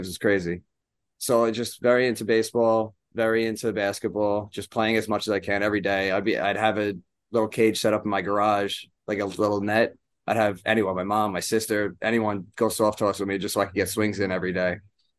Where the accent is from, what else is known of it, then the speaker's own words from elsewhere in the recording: Smithtown, New York, United States; So I grew up in Long Island, Smithtown. I still live there now.